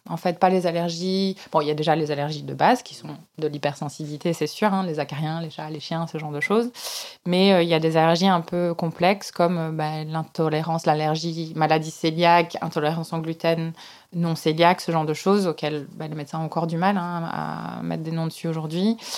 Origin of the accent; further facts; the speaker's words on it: Belgium; J'ai été élevée dans un tout petit village euh, en Belgique